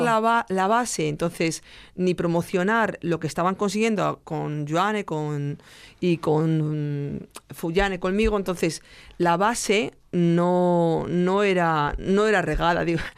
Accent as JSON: {"language": "Spanish", "town": "Salamanca", "region": "Castile and León", "country": "Spain", "said": "desde Salamanca"}